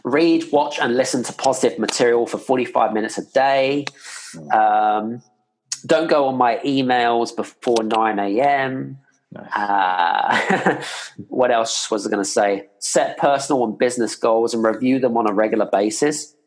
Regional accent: United Kingdom; now in Scandinavia; I'm here based in Scandinavia, but I'm British

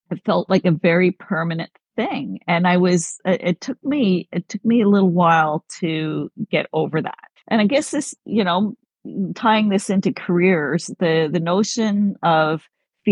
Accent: Ottawa, Ontario, Canada; moved away as an adult; also born or lived in Caribbean / South Florida; So I am from Ottawa. I was born and raised in Ottawa

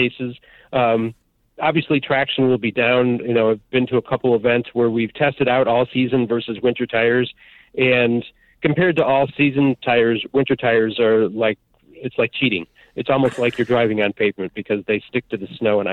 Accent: Midwest, United States; moved away; I grew up in the Midwest where, you know, there were bad snowstorms

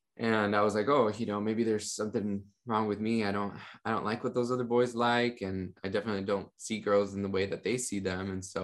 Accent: Miami, Florida, United States; And I grew up in Miami, Florida, a family of basically like immigrants that had come from Cuba, from Venezuela to Miami.

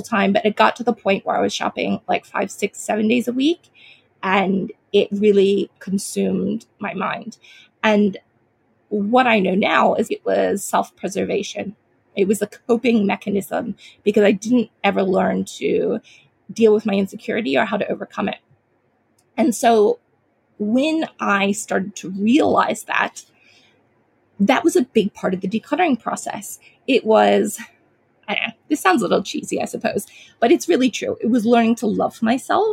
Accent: United States; now in Australia; I am a Chinese American. Well, I grew up in America. I live in Australia now, but grew up in America as a young child

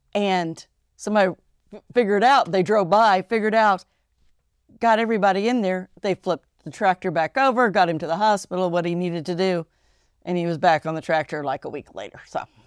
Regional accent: Ohio, United States; born or raised there; also born or lived in Japan

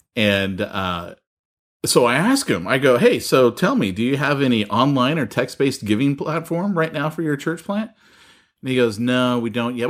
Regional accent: United States; as an American

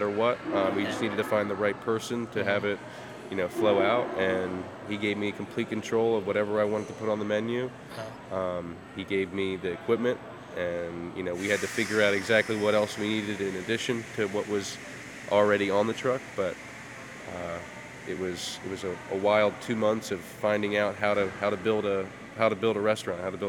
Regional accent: Bel Air, Maryland, United States; also born or lived in Baltimore, Maryland / Cockeysville, Maryland; I grew up in Bel Air, and then I moved into Baltimore in ninth grade

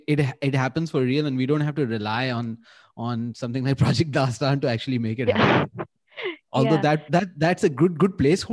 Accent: Karachi, Sindh, Pakistan; also born or lived in Lahore; I'm from Karachi. I went and studied in Lahore

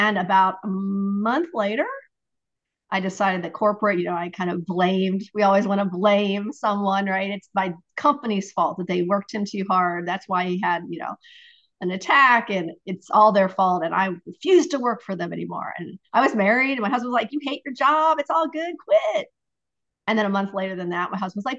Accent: Ohio, United States; I'm from Ohio

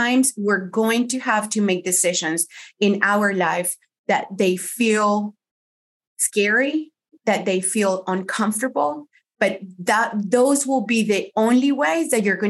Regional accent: Colombia; first language Spanish; English is a second language; moved away as an adult; also born or lived in Miami, United States; now in United States; my husband and I, we moved from Colombia to the States, we lived in Miami

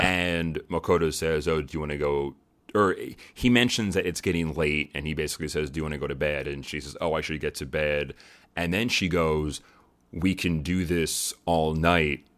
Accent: United States; Being an American

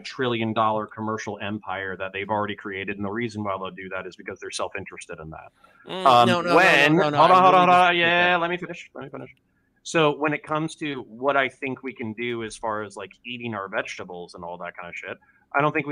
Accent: United States; I'm raised American, relatively individualist

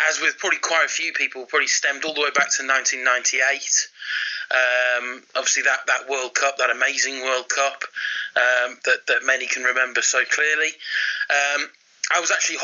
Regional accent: United Kingdom; as a Brit

